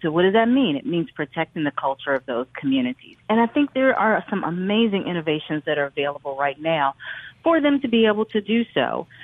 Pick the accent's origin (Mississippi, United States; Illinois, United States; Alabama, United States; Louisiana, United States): Mississippi, United States; the Delta; growing up in the Delta